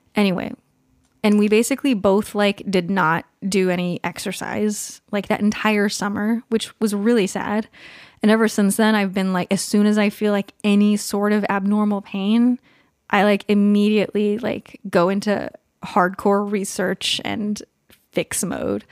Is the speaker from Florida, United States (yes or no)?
no; California, United States; now in Pacific Northwest, United States; I grew up in California